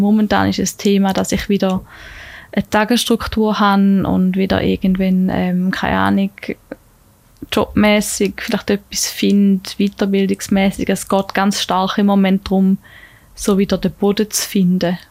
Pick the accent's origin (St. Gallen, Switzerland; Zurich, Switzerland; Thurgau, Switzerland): Thurgau, Switzerland; Tägerwilen; also born or lived in Lucerne; bin ich sehr schnell wieder in Tegerwil gelandet, wo ich aufgewachsen bin